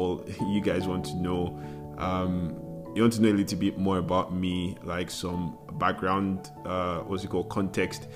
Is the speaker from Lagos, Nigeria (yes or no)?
yes; Lagos, Nigeria; I was born a baby boy and I was raised in Lagos.